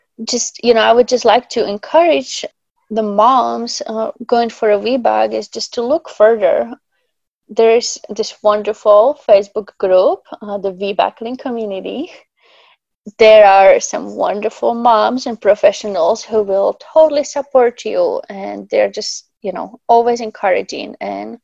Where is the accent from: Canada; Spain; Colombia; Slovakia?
Slovakia; now in Alaska, United States; I'm actually from Slovakia originally